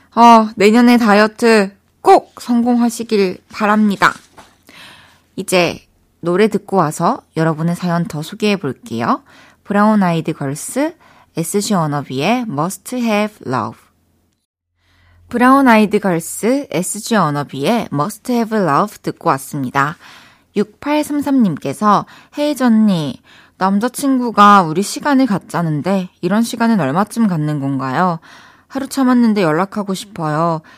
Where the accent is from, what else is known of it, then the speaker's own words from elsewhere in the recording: Changwon, South Gyeongsang, South Korea; moved away as an adult; also born or lived in Daegu / Busan; now in Seoul, South Korea; 저 마산 출신이잖아요